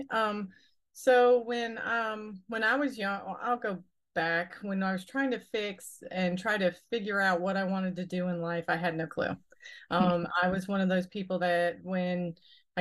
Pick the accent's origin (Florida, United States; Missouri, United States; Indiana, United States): Florida, United States; Pompano Beach; now in Hahira, United States; I'm originally from Pompano Beach, Florida, and down in Broward County